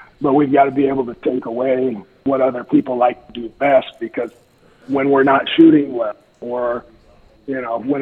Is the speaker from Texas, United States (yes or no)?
no; Nebraska, United States; also born or lived in Atkinson, Nebraska; I'm a kid from Atkinson, Nebraska. I went to high school there, but grew up here.